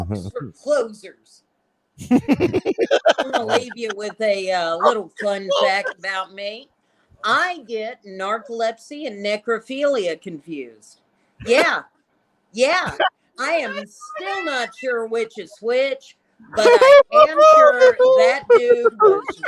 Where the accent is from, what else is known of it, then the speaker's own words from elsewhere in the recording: Lubbock, Texas, United States; I'm from the Lubbock, Texas area